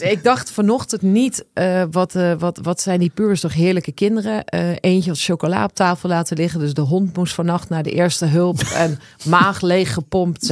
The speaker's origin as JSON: {"language": "Dutch", "area": "Twente", "region": "Overijssel", "country": "Netherlands", "tie": "born or raised there", "moved": "yes", "said": "Ik ben opgegroeid in Twente"}